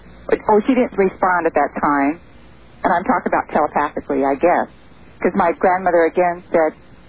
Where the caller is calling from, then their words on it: Truckee, California, United States; I'm calling from Truckee, California.